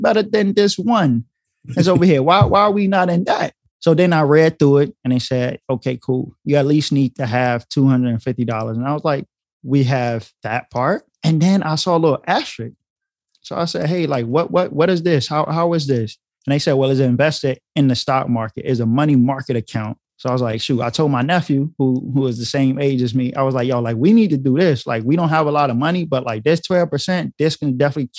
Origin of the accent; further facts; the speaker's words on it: North Carolina, United States; I'm originally from North Carolina, born and raised there for the majority of my life.